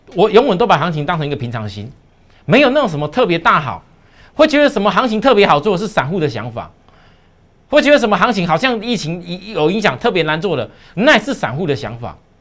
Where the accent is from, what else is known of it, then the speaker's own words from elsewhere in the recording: Taiwan; 我们台湾人